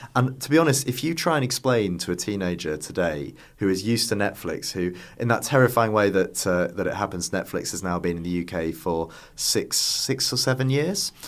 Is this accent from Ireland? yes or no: no; Yorkshire and the Humber, United Kingdom; moved away; I was originally from North Yorkshire